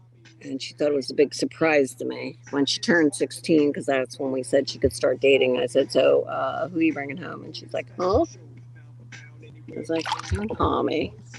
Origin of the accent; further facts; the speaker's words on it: Atlantic City, New Jersey, United States; I loved growing up in Atlantic City.